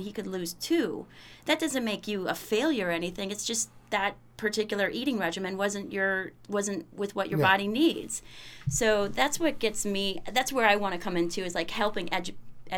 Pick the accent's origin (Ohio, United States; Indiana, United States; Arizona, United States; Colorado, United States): Ohio, United States; also born or lived in Austin, Texas; now in New Hampshire, United States; I grew up in Ohio, and then I just moved up here to New Hampshire from Austin